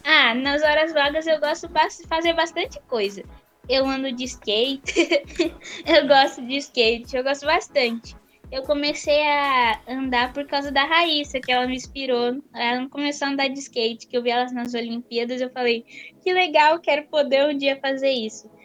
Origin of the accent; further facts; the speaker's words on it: São Paulo, Brazil; Eu sou paulista. Aqui a gente fala mais bolacha.